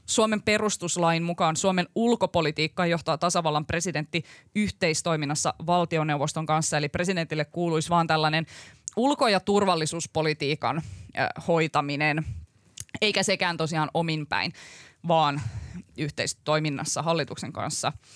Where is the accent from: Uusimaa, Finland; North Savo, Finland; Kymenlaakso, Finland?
Kymenlaakso, Finland; Kuusankoski; mä oon Kuusan koskelta kotoisin tuolta Kymenlaaksosta